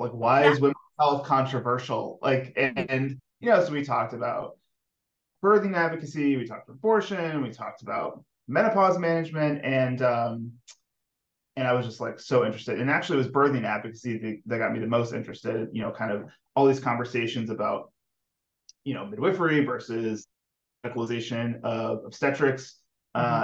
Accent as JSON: {"language": "English", "region": "Florida", "country": "United States", "tie": "born or raised there", "also_born_or_lived": "Missouri / Maryland", "moved": "as an adult", "said": "I grew up in the South. I grew up in Florida"}